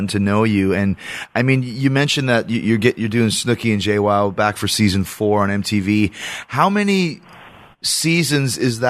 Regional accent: Winnipeg, Manitoba, Canada; I grew up in Canada, up in Winnipeg

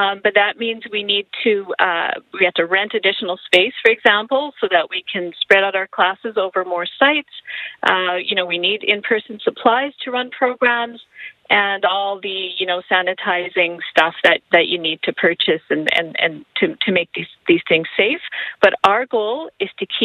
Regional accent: Canada; I was born here. My parents are immigrants

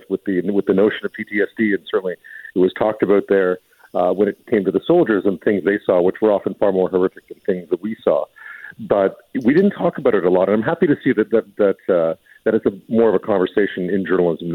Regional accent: Montreal, Quebec, Canada; I grew up in Montreal.

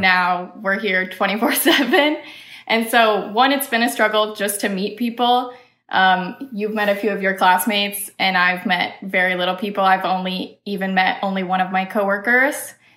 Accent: Iowa, United States; now in Missouri, United States; I'm originally from Iowa

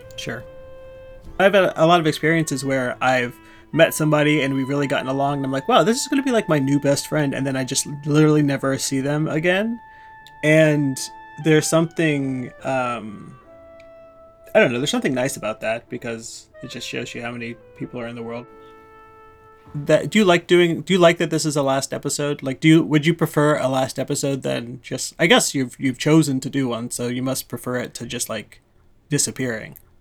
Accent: Indiana, United States; I'm from the Midwest. I'm from Indiana.

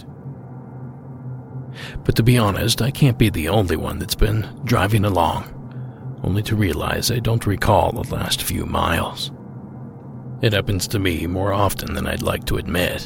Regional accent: Ohio, United States; my home state of Ohio

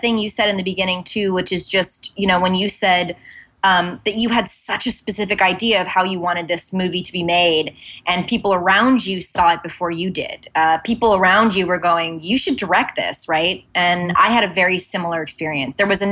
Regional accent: Santa Monica, California, United States; also born or lived in Venice, Los Angeles; now in New York, United States; my parents' apartment in Santa Monica. I'm like, and here's where I was born and raised

